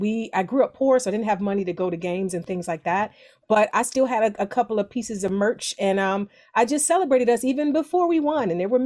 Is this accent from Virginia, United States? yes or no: no; Cleveland, Ohio, United States; moved away as an adult; also born or lived in Akron, Ohio; now in Los Angeles, United States; I'm from Cleveland. I went to the University of Akron.